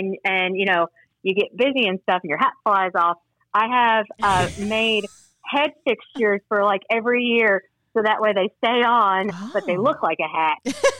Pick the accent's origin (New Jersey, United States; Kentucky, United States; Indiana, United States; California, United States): Kentucky, United States; Lexington; I live in Lexington, Kentucky. I've actually been born and raised here.